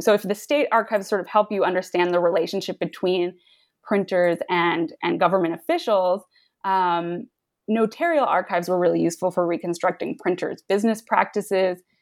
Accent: the New York suburbs, United States; I grew up in the New York suburbs

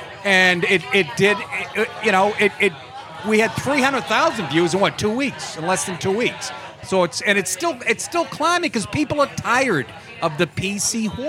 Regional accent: Boston, Massachusetts, United States; now in New York, United States; I came down here from Boston, and in Boston, I guess they're probably saying a derogatory context, but when I first moved to New York, I noticed, you know...

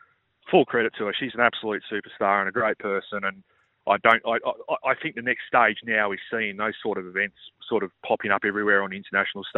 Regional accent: Australia; As an Australian golf fan

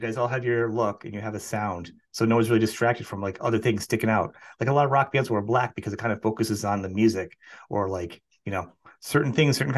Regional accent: New England, United States; I come from New England

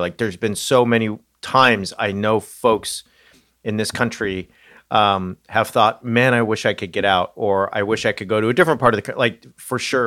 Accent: Southern California, United States; moved away; I grew up in Southern California

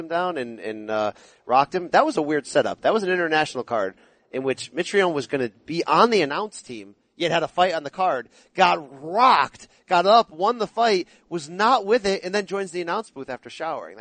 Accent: Naugatuck, Connecticut, United States; where I grew up in Naugatuck

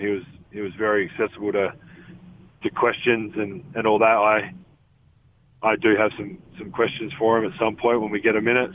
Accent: Australia; moved away as an adult; now in Salt Lake City, United States; Growing up in Australia

